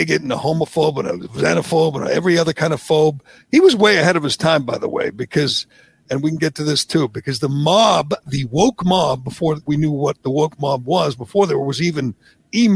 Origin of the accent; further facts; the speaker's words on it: Massachusetts, United States; growing up here, like you did, growing up in Kennedy country, going to Massachusetts public schools, going to UMass Amherst